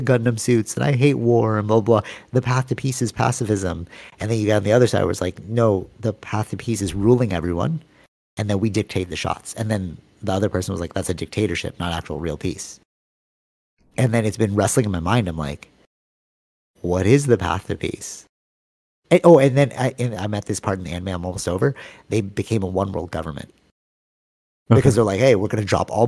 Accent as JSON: {"language": "English", "town": "Toronto", "region": "Ontario", "country": "Canada", "tie": "born or raised there", "said": "you and me having grown up in Scarborough, we were like at the outskirts of Scarborough, which is like right at the border of Pickering."}